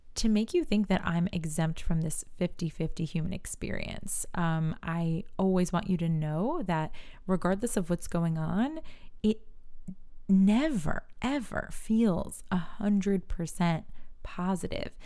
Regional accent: New York, United States; I'm from New York, and we say you guys.

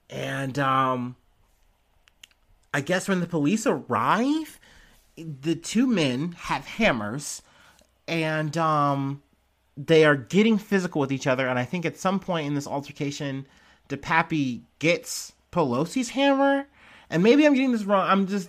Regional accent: St. Louis, Missouri, United States; born there; I was born in St. Louis, Missouri.

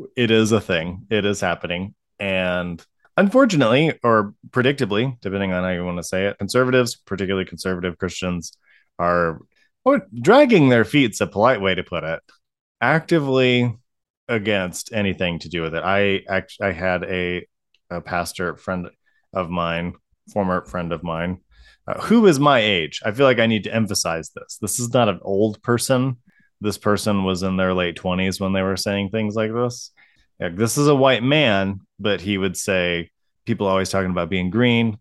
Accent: Ohio, United States; also born or lived in Colorado; growing up in Ohio

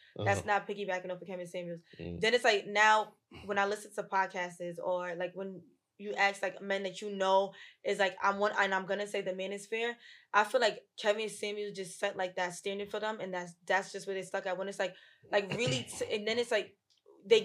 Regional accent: Jamaica; we're Jamaican

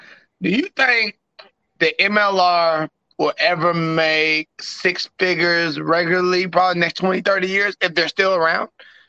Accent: Texas, United States; I'm from Texas

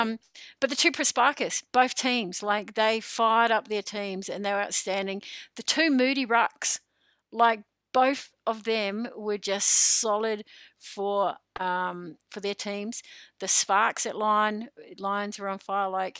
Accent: New Zealand; now in Goulburn, Australia; I'm a Kiwi

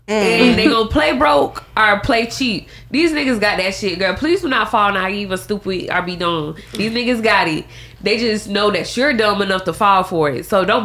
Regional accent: the South, United States; And then we're Southern women too. We're from the South

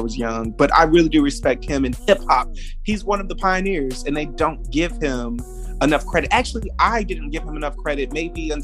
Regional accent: Fayetteville, North Carolina, United States; moved away as an adult; now in Atlanta, United States; before I moved from Fayetteville and moved to Atlanta for Chasing Atlanta

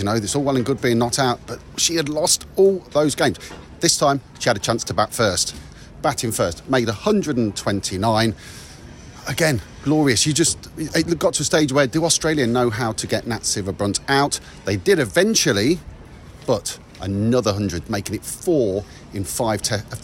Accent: England, United Kingdom; We can moan as English

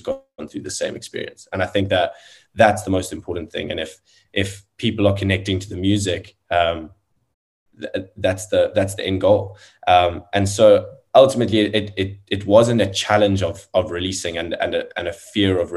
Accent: South Africa; South African musician

